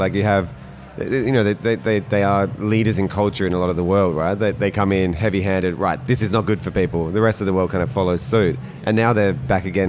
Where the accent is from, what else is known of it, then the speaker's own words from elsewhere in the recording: Adelaide, South Australia, Australia; as a kid growing up in Adelaide